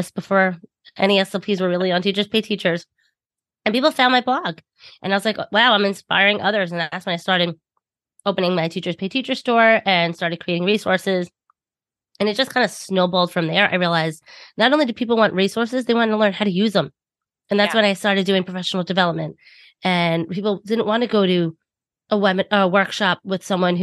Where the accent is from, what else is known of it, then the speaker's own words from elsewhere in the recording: Long Island, New York, United States; accent: thick Long Island; I'm from New York, if you cannot tell by my thick Long Island accent